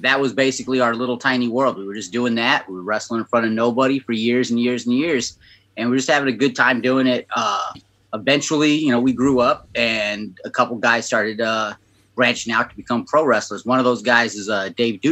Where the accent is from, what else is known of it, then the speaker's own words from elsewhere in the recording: San Jose, California, United States; Born and raised in East San Jose